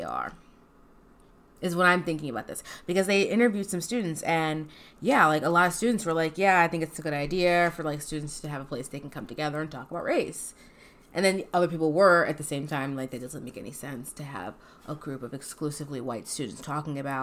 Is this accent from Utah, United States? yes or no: no; Maryland, United States; moved away; I'm from Maryland